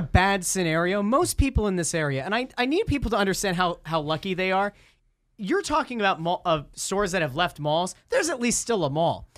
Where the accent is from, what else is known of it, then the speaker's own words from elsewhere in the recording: Schuylkill County, Pennsylvania, United States; I grew up in Schuylkill County.